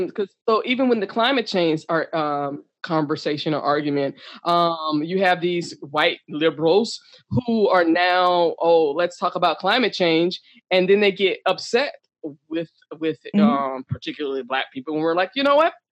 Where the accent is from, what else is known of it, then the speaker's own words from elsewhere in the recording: United States; I am a U.S. citizen. I'm a black